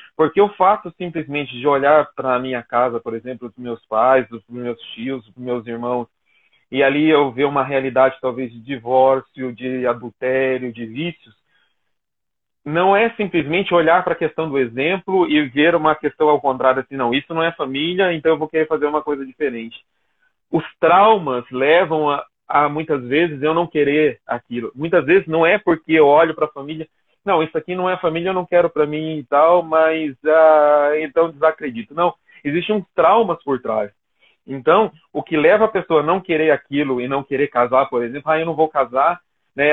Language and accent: Portuguese; Jacareí, São Paulo, Brazil; sou aqui de Jacareí